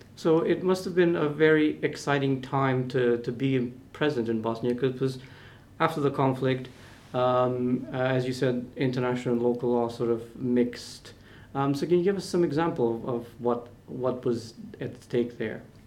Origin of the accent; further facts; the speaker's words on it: North Macedonia; I'm from Macedonia, so that's former Yugoslavian republic.